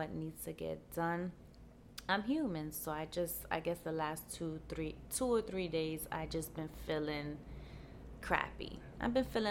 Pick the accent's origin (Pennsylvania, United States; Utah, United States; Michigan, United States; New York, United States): New York, United States; New York City; I'm from New York and it's pretty cold. Out here in the Bronx, we say it's brick.